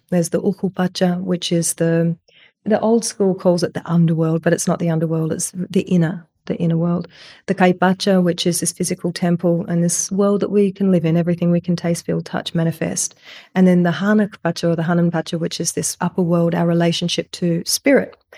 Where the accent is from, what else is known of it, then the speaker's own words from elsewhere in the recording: Australia; I'm this Australian woman